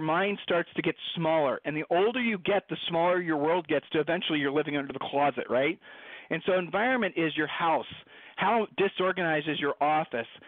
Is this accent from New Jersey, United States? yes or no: no; Columbus, Ohio, United States; Julie and I were growing up in Columbus, Ohio